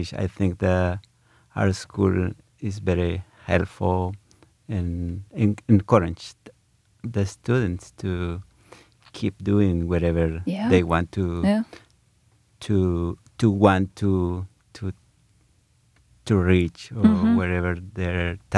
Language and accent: English; Guatemala; English is a second language; now in Ithaca, United States; I am from Guatemala or Guatemala